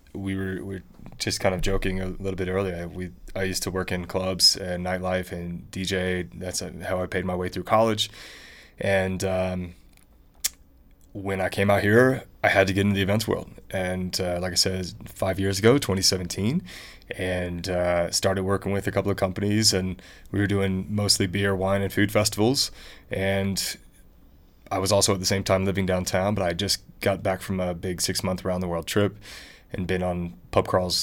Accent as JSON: {"language": "English", "town": "Memphis", "region": "Tennessee", "country": "United States", "also_born_or_lived": "St. Louis / Denver", "said": "I hail from Memphis, Tennessee, home of rock and roll and a lot of fun as well."}